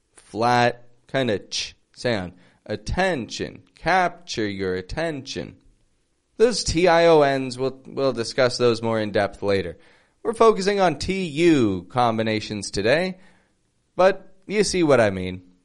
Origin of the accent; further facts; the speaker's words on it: Toronto, Ontario, Canada; now in Mexico; I'm from Toronto, I live in Mexico